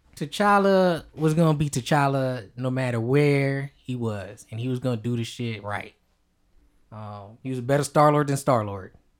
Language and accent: English; United States; we're American